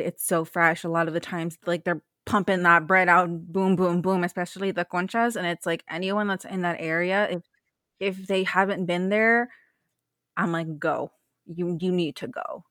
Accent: Bay Area, California, United States; I'm from the Bay Area

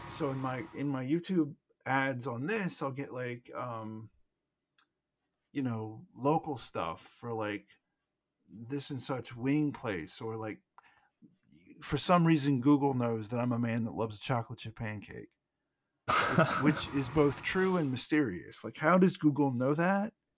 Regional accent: United States; we're both American

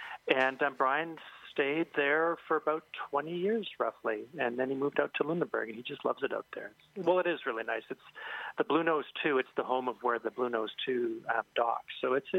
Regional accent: Saskatoon, Saskatchewan, Canada; now in Harrison Mills, Canada; I'm from Saskatoon

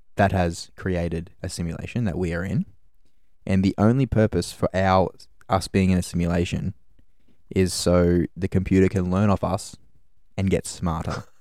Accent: Gold Coast, Queensland, Australia; moved away as an adult; now in Brisbane, Australia; I was born on the Gold Coast. I, um, I moved to Brisbane, uh, probably five years ago now

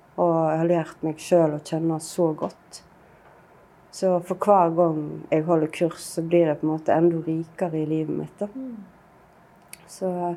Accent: Bømlo, Vestland, Norway; havna vi jo hjemme på Bømlo igjen

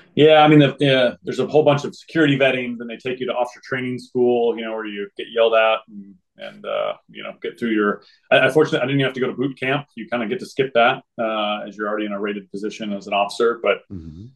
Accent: Springfield, Missouri, United States; moved away as an adult; I grew up in Springfield, Missouri. Uh, spent from basically zero to 22 there

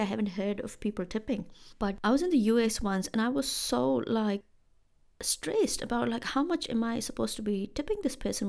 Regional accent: India; moved away as an adult; now in New Zealand; I am from India in case you have forgotten. And in India back in the day when I was when I used to live there

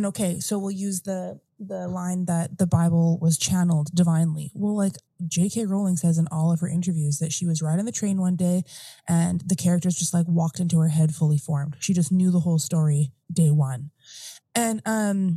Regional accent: Morden, Manitoba, Canada; moved away as an adult; I did lots of my growing up in Southern Manitoba in Morden

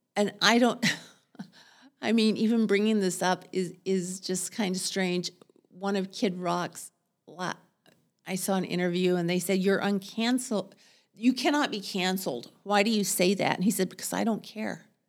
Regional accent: Texas, United States; moved away as an adult; also born or lived in Seattle, United States; now in Portland, United States; I'm a Texan

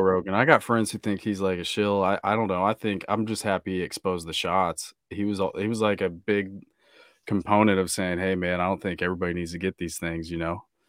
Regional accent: Kansas, United States; moved away; also born or lived in Newport Beach, California; Growing up in Kansas

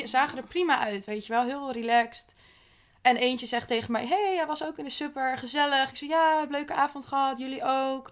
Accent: Netherlands; als Nederlander

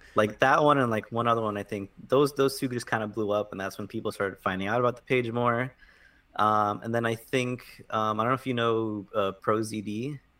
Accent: South Florida, United States; moved away as an adult; now in New York, United States; I grew up in, in South Florida originally. Uh, lived there pretty much my whole life.

